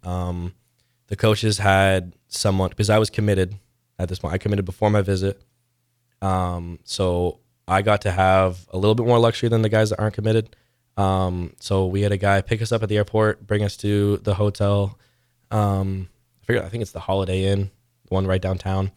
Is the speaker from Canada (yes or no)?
yes; Canada; moved away as an adult; now in Nebraska, United States; there's a back company in my hometown.